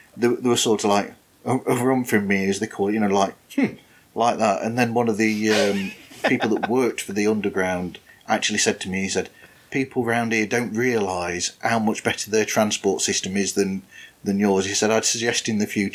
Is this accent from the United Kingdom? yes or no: yes; the north of England, United Kingdom; I'm from Northern England, and or the north of England